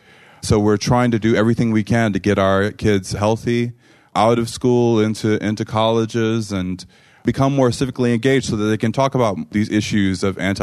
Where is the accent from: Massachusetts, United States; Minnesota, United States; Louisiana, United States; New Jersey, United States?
Louisiana, United States; New Orleans; now in Boston, United States; I'm originally from New Orleans. I'm a member of the Tunica-Biloxi tribe of Louisiana, and it's there where my family does language and culture preservation work.